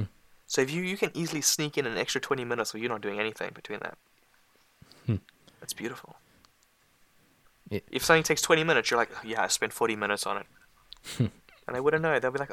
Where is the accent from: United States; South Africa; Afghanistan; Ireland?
South Africa; now in England; I'm currently in England. But I'm not English. I'm South African. Everyone says I have a British accent, but.